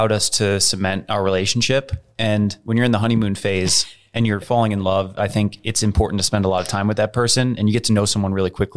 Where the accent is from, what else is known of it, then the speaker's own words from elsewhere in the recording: United States; I'm this American guy